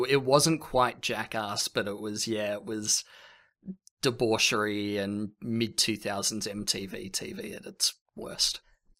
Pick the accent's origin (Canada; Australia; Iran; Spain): Australia; Sorry, I'm Australian, but I'm not the funny Australian.